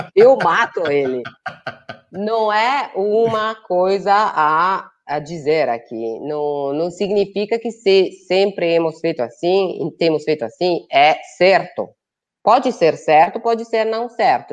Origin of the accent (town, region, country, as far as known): Italy; Portuguese is a second language; moved away as an adult; also born or lived in Brazil